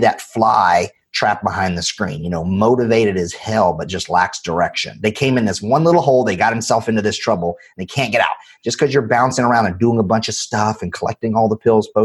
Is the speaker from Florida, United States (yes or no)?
no; North Carolina, United States; I'm from North Carolina, right? And I grew up in a single wide trailer